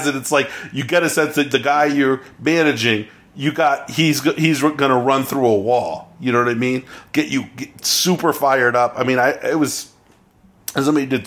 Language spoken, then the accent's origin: English; Oakland / Berkeley, East Bay, California, United States; I grew up in Oakland, California. In Berkeley, California. Okay. I grew up in the East Bay.